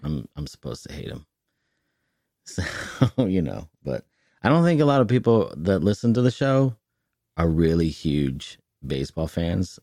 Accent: Northern California, United States; moved away; I'm from NorCal

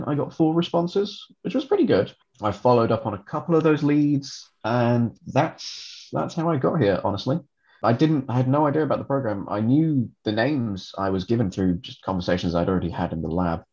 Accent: England, United Kingdom; moved away as an adult; also born or lived in Dublin, Ireland; now in Amsterdam, Netherlands; being English, I did my undergraduate degree at the University of Hull

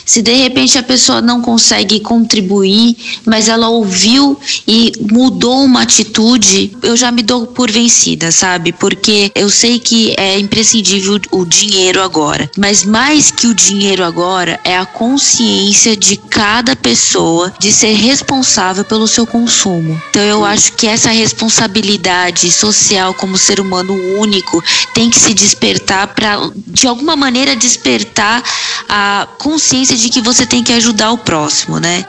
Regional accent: Praia Grande, São Paulo, Brazil; also born or lived in São Vicente / Santos; eu sou da região litoral paulista. Eu sou nascida em São Vicente, fui criada em Praia Grande, em Santos

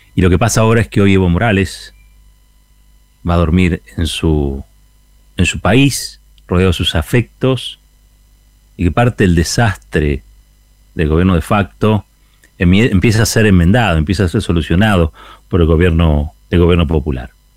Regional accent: Argentina; el orgullo como argentinos

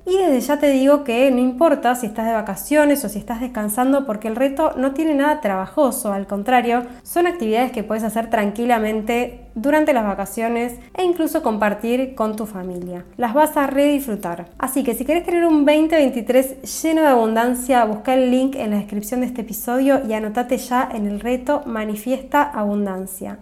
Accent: La Plata, Buenos Aires Province, Argentina; Desde Argentina, específicamente desde La Plata, mi ciudad natal

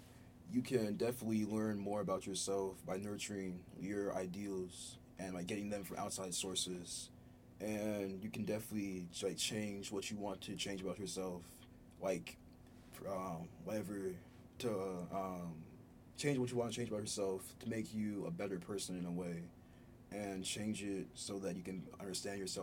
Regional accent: Ghana; moved away; I was born in Ghana originally, raised in an African household.

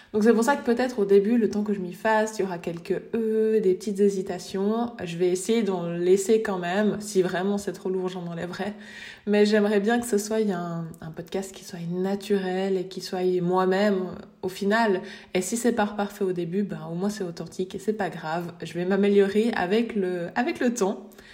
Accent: Switzerland; je viens de Suisse

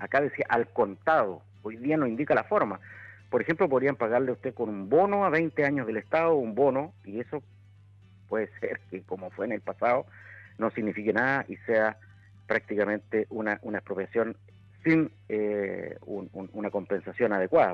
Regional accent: Chile; yo como chileno

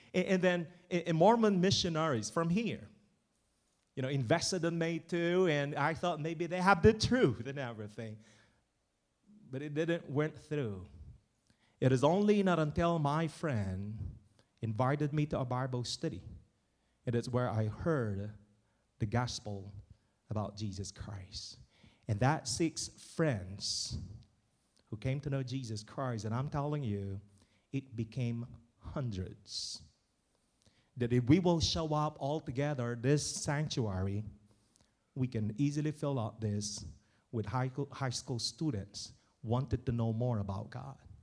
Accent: Philippines; moved away; in my province, where I came from, where I was born, raised, and educated. The Philippines.

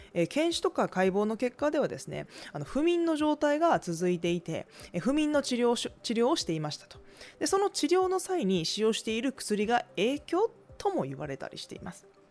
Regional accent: Tokai, Japan; accent: Nagoya dialect or Gifu dialect; 私は東海地方出身ですので、まあ、名古屋弁とか岐阜弁みたいな、ね、そういった言葉かもしれない

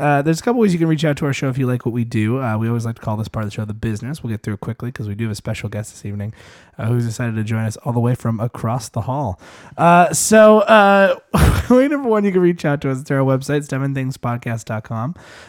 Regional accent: Minnesota, United States; We're from Minnesota.

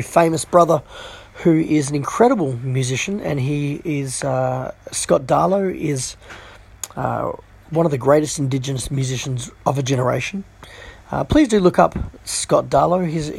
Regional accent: Hong Kong; also born or lived in China / India / Sri Lanka / Philippines; And I guess growing up in Hong Kong, and we spent time in China, we went to India, Sri Lanka. I remember being in the Philippines, Singapore. We spent all of my childhood, really, more or less, in Asian countries.

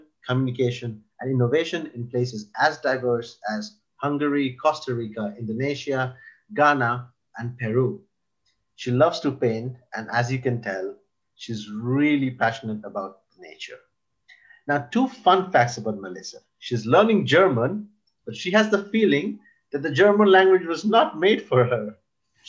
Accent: Ireland; now in Sweden; I've grown up for most parts in Ireland

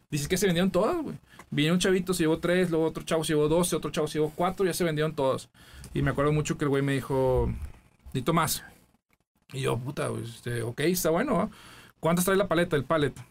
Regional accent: Matamoros, Tamaulipas, Mexico; Matamoros, Tamaulipas, la tierra de Río Tobar

